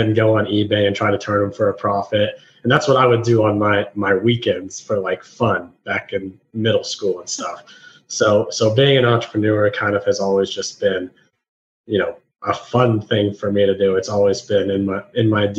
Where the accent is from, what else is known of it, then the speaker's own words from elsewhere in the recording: Columbus, Ohio, United States; moved away as an adult; now in Nashville, United States; I moved from Columbus, Ohio, which is where I'm from, and I moved to Nashville, Tennessee